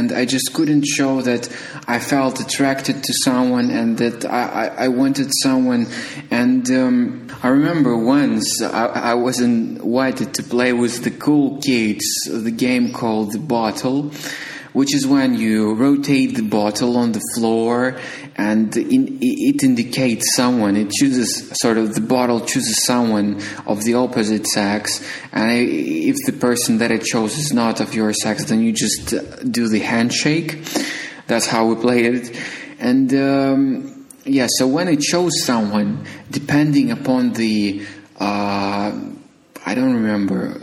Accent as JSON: {"language": "English", "country": "Ukraine", "tie": "born or raised there", "said": "I was born in Ukraine"}